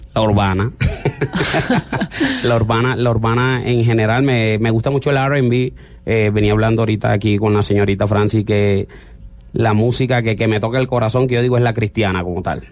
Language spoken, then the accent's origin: Spanish; Santa Marta, Magdalena, Colombia; yo soy Samario. Samario. Más costeño